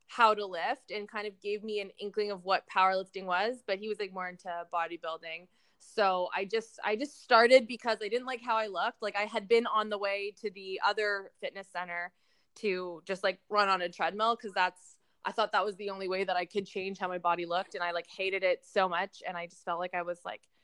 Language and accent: English; Toronto, Ontario, Canada; also born or lived in New Brunswick; I was born and raised in Toronto, Ontario